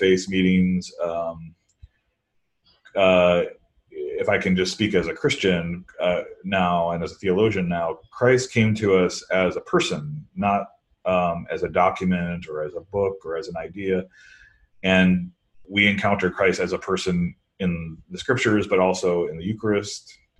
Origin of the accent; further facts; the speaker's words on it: Midwest, United States; now in East Coast, United States; I grew up in the Midwest